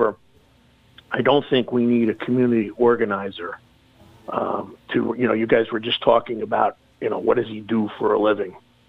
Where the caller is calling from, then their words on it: Warwick, New York, United States; It's …, calling from Warwick.